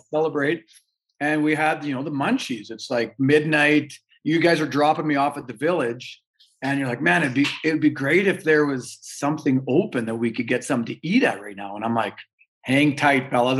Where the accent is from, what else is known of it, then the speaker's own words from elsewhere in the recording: Canada; we're Canadian